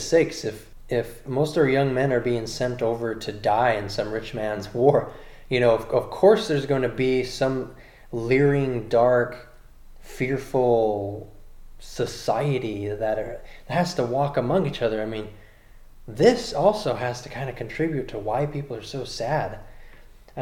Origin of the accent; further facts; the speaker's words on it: California, United States; I'm from California